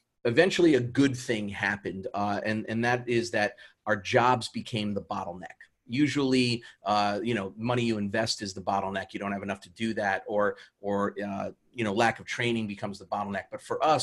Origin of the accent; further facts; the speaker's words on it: New York City, New York, United States; moved away as an adult; I grew up in New York City in Queens